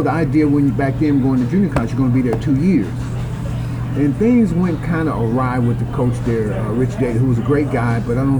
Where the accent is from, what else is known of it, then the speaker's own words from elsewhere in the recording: Chicago Heights, Illinois, United States; I grew up kind of in Chicago Heights area, which is a suburb of Chicago.